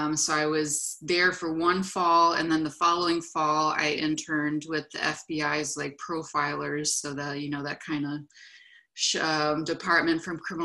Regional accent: California, United States; moved away as an adult; Since I'm from California, as I said, I looked for jobs in California

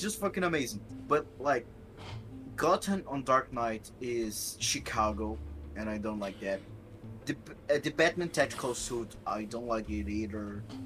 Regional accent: Brazil

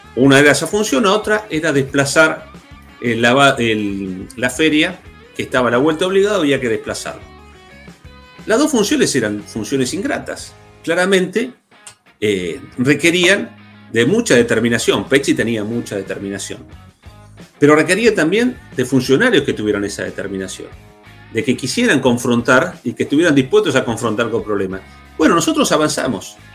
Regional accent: Neuquén, Argentina; los que somos de Neuquén

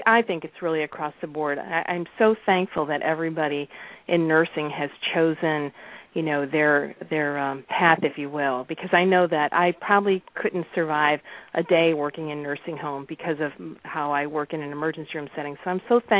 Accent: Chicago, Illinois, United States; now in Florida, United States; I'm actually originally from Chicago

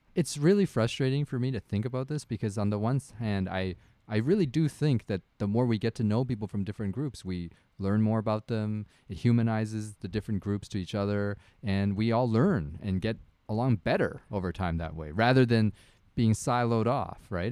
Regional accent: Canada; I am Canadian. I've lived here my whole life.

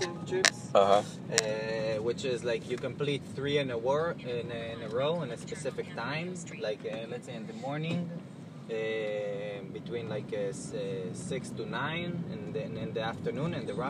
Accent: Israel; moved away; I'm originally from Israel

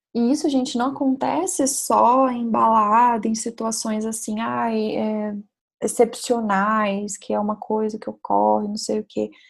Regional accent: Brazil

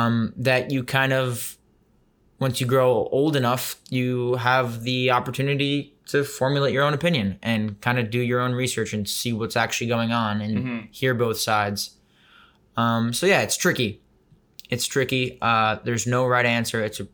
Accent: Tel Aviv, Tel Aviv District, Israel; moved away; also born or lived in New York City, United States; I was born in the city. Then at 3 years old, we moved to Tel Aviv.

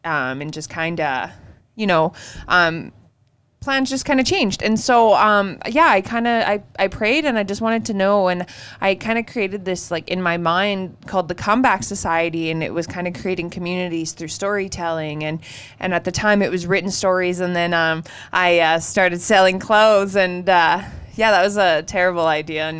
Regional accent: Treaty 4 territory, Saskatchewan, Canada; also born or lived in Peepeekisis Cree Nation; we're from Treaty 4. We're sisters. We grew up. We're both Indigenous, but we grew up in an urban setting

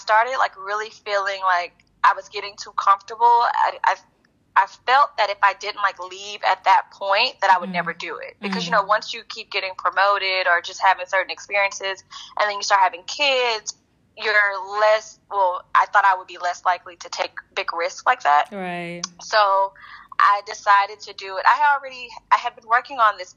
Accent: Houston, Texas, United States; also born or lived in Stanford, California / New York City; I'm originally from Houston, Texas

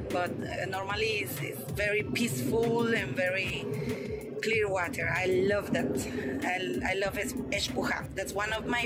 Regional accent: Monterrey, Nuevo León, Mexico; moved away as an adult; now in Playa del Carmen, Mexico; It's my name actually. Kai's wife. And as you say, I'm from Monterrey, living in Playa del Carmen since six and a half years.

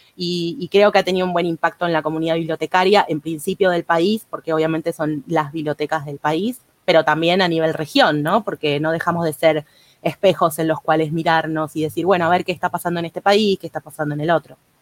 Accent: Argentina; como somos acá los argentinos

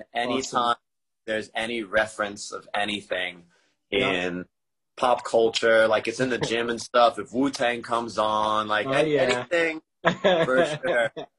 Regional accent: New York, United States; now in San Diego, United States; I was just growing up in New York.

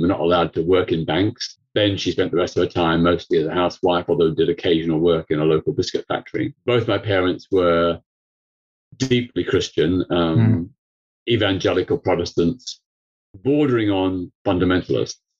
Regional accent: Melbourne, Victoria, Australia; now in United Kingdom; I grew up in Melbourne, Australia. I was born there in 1952

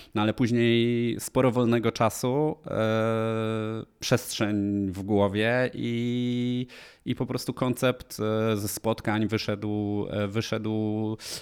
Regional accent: Polanica-Zdrój, Lower Silesian Voivodeship, Poland; moved away as an adult; now in Warsaw, Poland; pochodzę z Polanicy Zdroju, przepięknej uzdrowiskowej miejscowości

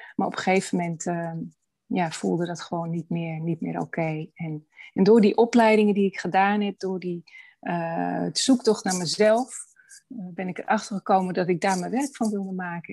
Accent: Amsterdam, North Holland, Netherlands; also born or lived in Hoorn (lives); ik ben geboren in Amsterdam

